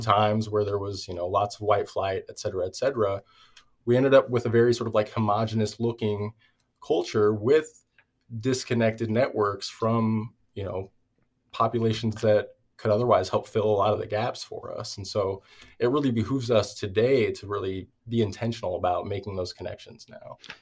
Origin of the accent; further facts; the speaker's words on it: Everett, Washington, United States; I grew up in Everett, Washington